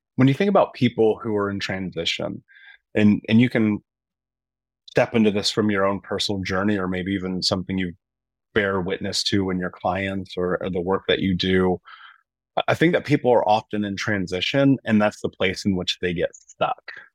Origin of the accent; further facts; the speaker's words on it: Midwest, United States; also born or lived in Indiana; growing up in the Midwest and being in Indiana at the time